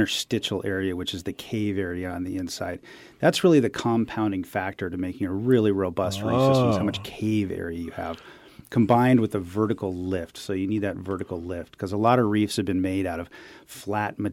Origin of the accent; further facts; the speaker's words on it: Malibu, California, United States; also born or lived in San Diego / Humboldt; where I grew up down in Paradise Cove in Malibu